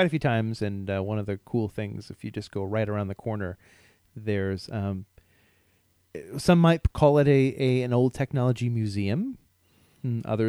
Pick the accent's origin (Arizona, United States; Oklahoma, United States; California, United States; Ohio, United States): Ohio, United States; Columbus; moved away as an adult; now in Seattle, United States; I grew up in Columbus, Ohio, and lived there about 30 years